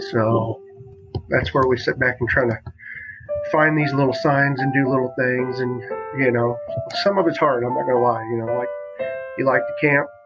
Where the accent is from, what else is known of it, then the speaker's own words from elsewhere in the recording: Brighton, Illinois, United States; I'm from Brighton, Illinois.